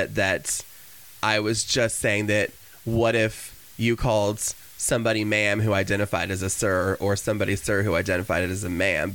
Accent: Cedar Rapids, Palo, Iowa, United States; I was born in Cedar Rapids, Iowa

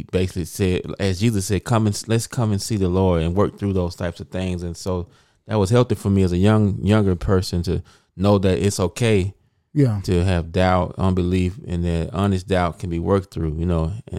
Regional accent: Mississippi, United States; moved away as an adult; now in Memphis, United States; I'm from Mississippi.

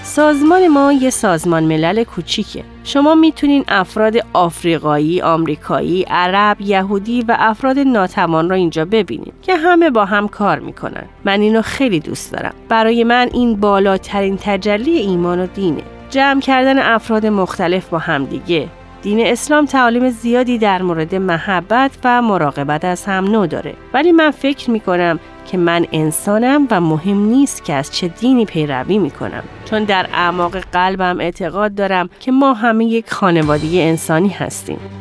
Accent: Dearborn, Michigan, United States; من در قسمت جنوبی دیربورن خارج از دیترویت بزرگ شدم

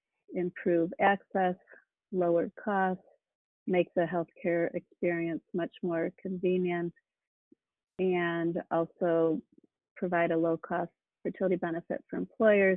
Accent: Midwest, United States; moved away as an adult; also born or lived in California; I grew up in the Midwest and came to California, Stanford, for medical school

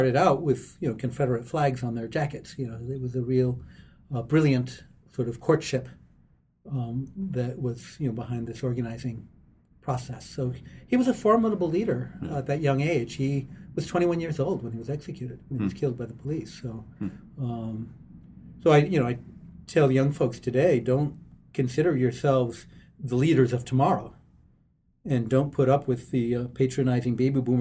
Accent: Puerto Rico; now in Minneapolis, United States; the farm I grew up on in Puerto Rico

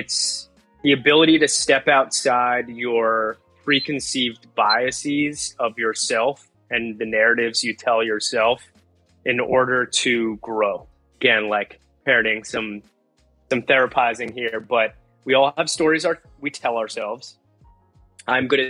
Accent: New Jersey, United States; I grew up in New Jersey, so English is like my half language

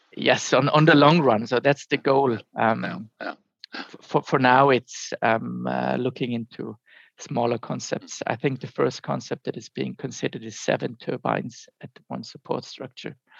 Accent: surroundings of Munich, Bavaria, Germany; I'm originally from from Germany, from um, the surroundings of Munich, and grew up close to the Alps

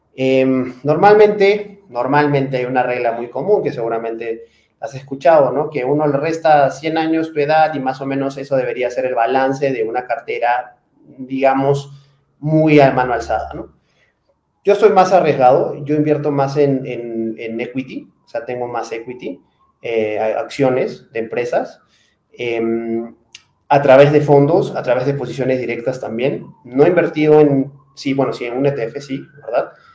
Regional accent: Peru; moved away as an adult; also born or lived in Spain / Miami / Lima; now in Mexico; Soy peruano, trabajo para una empresa española, pero trabajo desde la oficina de México

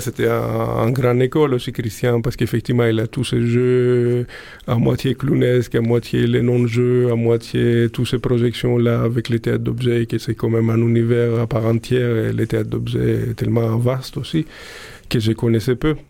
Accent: Greece; moved away as an adult; also born or lived in Prague; quand je suis parti de Grèce

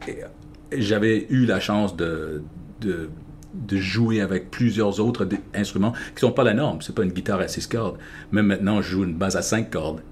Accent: Ontario, Canada; also born or lived in Quebec; j'ai déménagé du Québec à, en Ontario, ici quand j'avais 7 ans

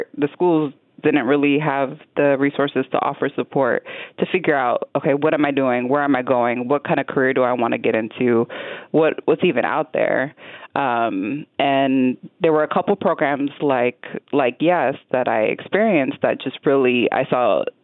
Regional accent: Washington, District of Columbia, United States; also born or lived in San Diego; now in Las Vegas, United States; I grew up in Washington, D.C., which is a very international city

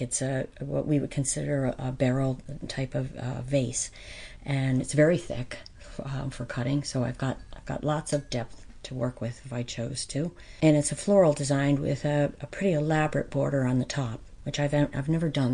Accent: White Mills, Pennsylvania, United States; I grew up in White Mills

